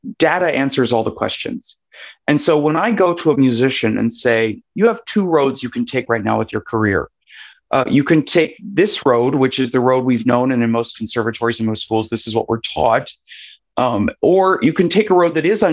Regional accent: West Virginia, United States; also born or lived in Ohio; I grew up in West Virginia, a state I love very dearly and I'm proud to be from.

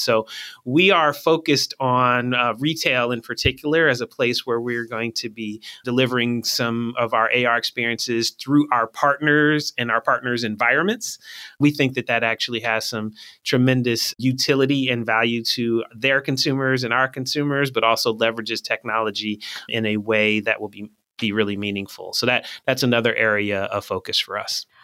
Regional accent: Philadelphia, Pennsylvania, United States; also born or lived in Michigan; I'm from Philly

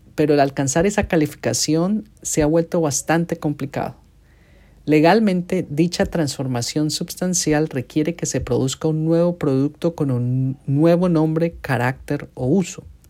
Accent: Colombia; also born or lived in United States; now in Washington, D.C., United States; nací en Colombia, pero soy ciudadano de Estados Unidos y llevo más de la mitad de mi vida en Estados Unidos

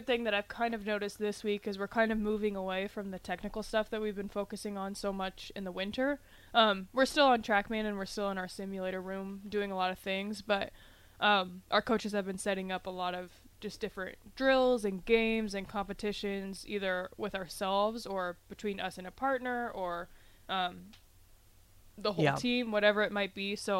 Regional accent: Wahoo, Nebraska, United States; I'm from Wahoo, so I'm on closer to the north end of Lincoln

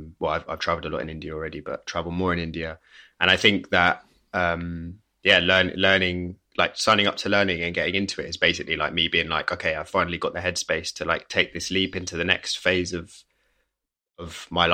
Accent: England, United Kingdom; Like I grew up on the River Thames. Like my family home was next to it.

